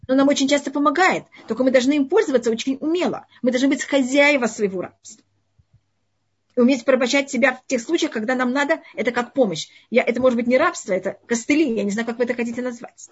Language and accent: Russian; Tashkent, Uzbekistan; moved away; я родилась в Узбекистане, в Ташкенте